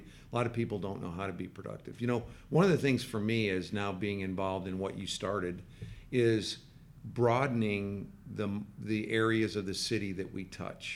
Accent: Midwest, United States; now in Dallas, United States; I'm from the Midwest and I came to Dallas in the early 80s.

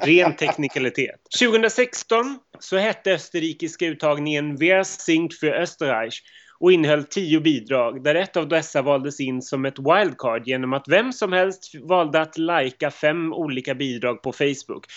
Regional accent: Upplands Väsby, Stockholm County, Sweden; also born or lived in Montenegro; även jag kommer från Upplands Väsby

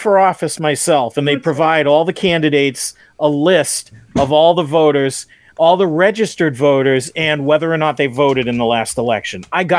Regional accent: Boston, Massachusetts, United States; because I'm a Bostonian.

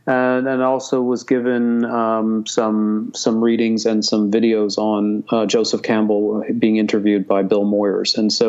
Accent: Hong Kong; I grew up in Hong Kong. I went to an American school in Hong Kong. My father was British. My mother was from Turkey.

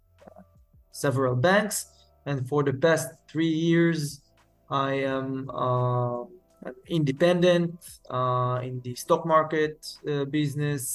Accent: Modi'in, Central District, Israel; also born or lived in Haifa; now in Givatayim, Israel; born and raised here in Israel. And originally, I grew up in Modi'in

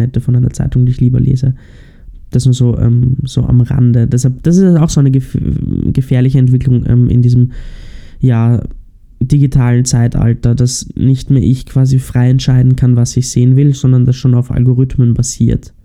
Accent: Austria; bei uns in Österreich

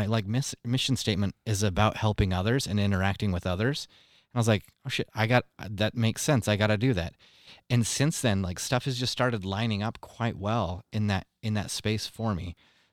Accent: Mexico; moved away; growing up in Mexico

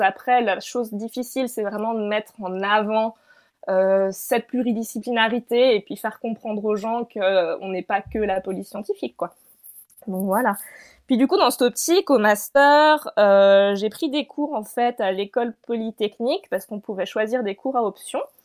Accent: France; moved away as an adult; also born or lived in Lausanne, Switzerland; now in Switzerland; je fais un doctorat du coup en Suisse, donc pas du tout en France, mais je suis française

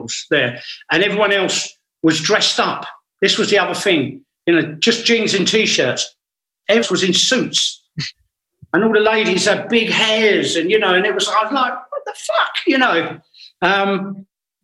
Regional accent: England, United Kingdom

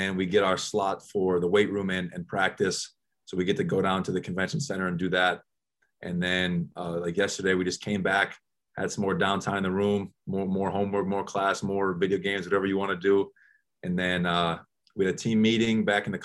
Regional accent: Wisconsin, United States; now in Athens, United States; I'm from Wisconsin

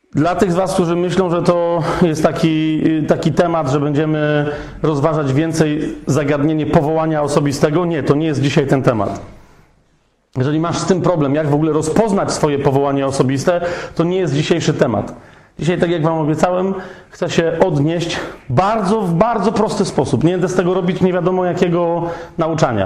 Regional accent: Kraków, Lesser Poland, Poland; ja jestem z Krakowa.

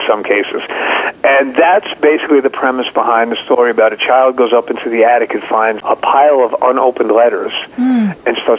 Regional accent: Northeast, United States; growing up in the Northeast

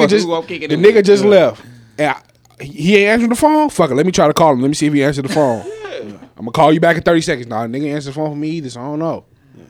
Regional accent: Las Vegas, Nevada, United States; because I'm from Las Vegas.

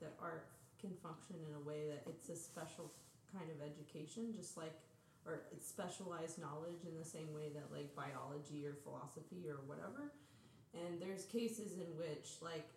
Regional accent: Springfield, Missouri, United States; moved away; also born or lived in St. Louis / Berlin

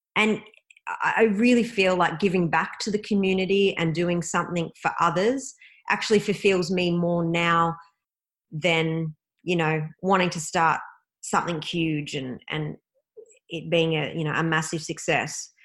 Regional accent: Melbourne, Victoria, Australia; Melbourne, Australia, which is my hometown

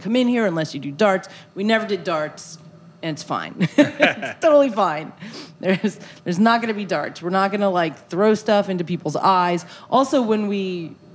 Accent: New York City, New York, United States; I'm from Brooklyn

